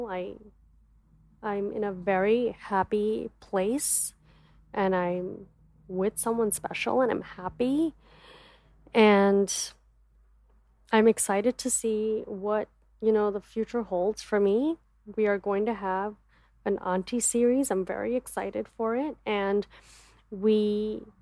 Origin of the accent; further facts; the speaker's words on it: United States; also born or lived in Dallas; As an Indian woman growing up in America